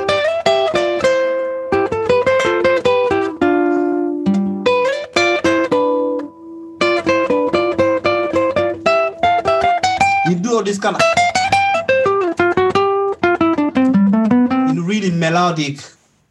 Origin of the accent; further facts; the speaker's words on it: Kinshasa, DR Congo; I grew up in Kinshasa, born and raised there.